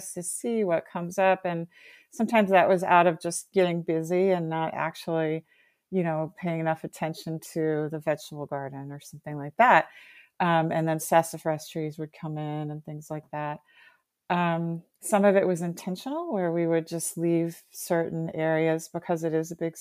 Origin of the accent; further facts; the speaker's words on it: Bowie, Maryland, United States; I grew up in Bowie in Prince George's County